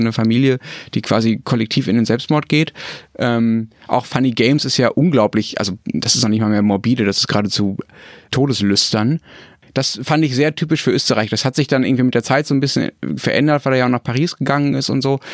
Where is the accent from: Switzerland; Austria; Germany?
Germany; als Deutscher